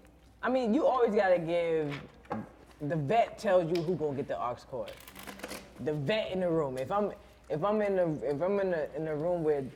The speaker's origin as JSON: {"language": "English", "region": "the South", "country": "United States", "moved": "yes", "said": "I'm a chick from the South"}